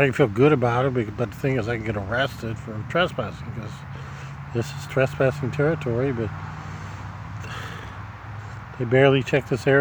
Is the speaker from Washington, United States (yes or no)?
no; Nebraska, United States; now in Miami, United States; my hometown in Nebraska